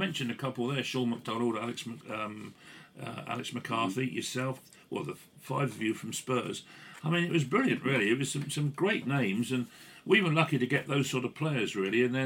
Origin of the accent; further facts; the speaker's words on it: Ealing, London, United Kingdom; I was born in Ealing